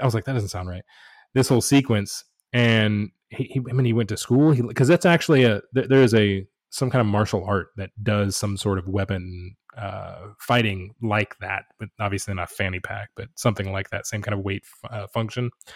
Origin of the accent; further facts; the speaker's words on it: United States; first language English; I've lived in America my entire life, I was born here, I, English is my native language